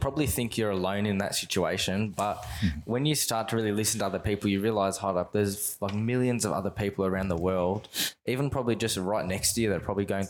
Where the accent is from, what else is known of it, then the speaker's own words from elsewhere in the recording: Australia; We're Australian